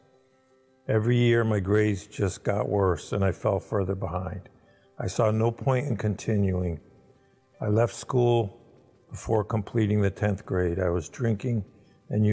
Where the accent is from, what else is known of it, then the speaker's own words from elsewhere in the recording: Windsor, Connecticut, United States; now in West Suffield, United States; I grew up in Windsor and I now live in West Suffield